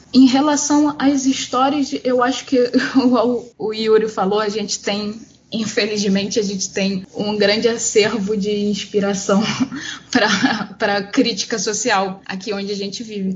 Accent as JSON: {"language": "Portuguese", "region": "Rio de Janeiro", "country": "Brazil", "tie": "born or raised there", "first_language": "Portuguese", "said": "nascida e criada aqui em Campo Grande, Rio de Janeiro, Zona Oeste do Rio"}